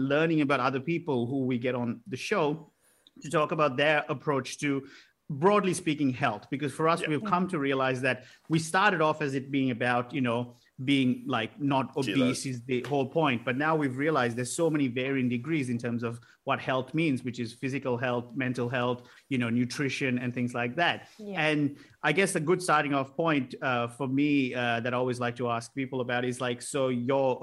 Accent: Colombo, Western Province, Sri Lanka; moved away; I grew up in Colombo with the Civil War was on right from the time I was born

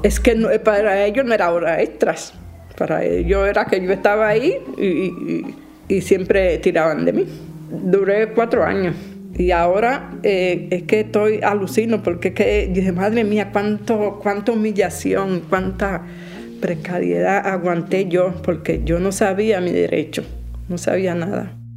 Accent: Dominican Republic; moved away as an adult; also born or lived in Carabanchel, Madrid, Spain; now in Madrid, Spain; vengo de República Dominicana

